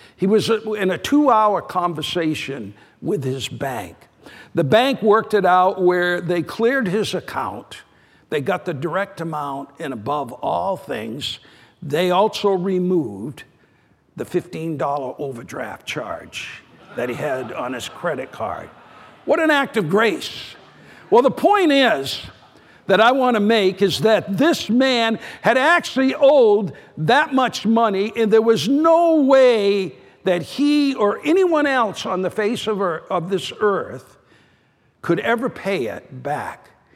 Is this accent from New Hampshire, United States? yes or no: yes; New Hampshire, United States; New Hampshire, my home state.